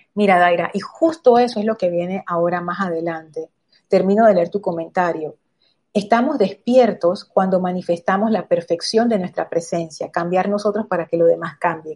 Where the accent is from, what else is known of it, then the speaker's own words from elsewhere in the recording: Panama; como panameños